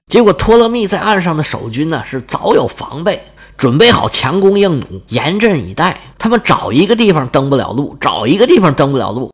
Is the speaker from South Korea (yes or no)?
no; China; 我们中国人